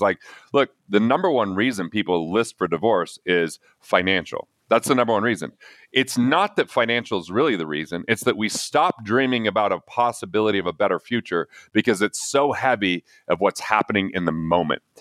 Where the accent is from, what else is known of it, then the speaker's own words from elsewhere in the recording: Price, Utah, United States; I grew up in Price, even though it's a coal mining, you know, blue collar